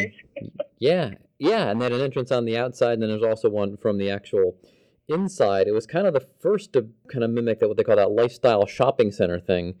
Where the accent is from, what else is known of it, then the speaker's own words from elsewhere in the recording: Cleveland, Ohio, United States; now in Norwood, United States; growing up in Cleveland, I can remember we had a mall in our town